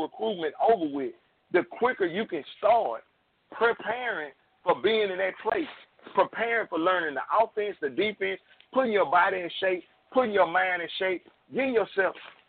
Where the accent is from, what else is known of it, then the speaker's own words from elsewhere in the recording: North Louisiana, United States; I'm from North Louisiana